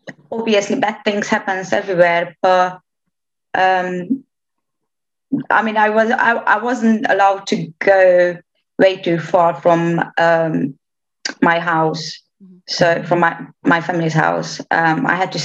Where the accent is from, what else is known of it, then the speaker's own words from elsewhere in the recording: Romania; English is a second language; moved away as an adult; also born or lived in Oradea; now in United Kingdom; half Romanian, but born and raised in Romania